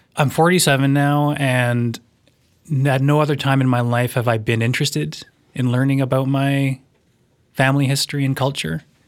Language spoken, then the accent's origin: English; Vancouver, British Columbia, Canada; now in Nelson, Canada; where I grew up, in a suburb of Vancouver, it was a, a very white place.